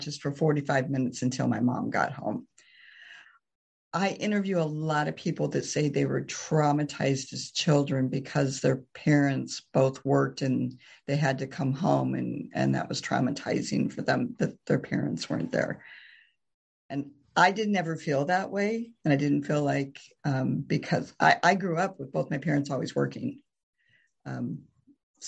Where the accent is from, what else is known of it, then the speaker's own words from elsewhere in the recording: Morton, Illinois, United States; also born or lived in Kansas; now in Pekin, United States; I grew up in Morton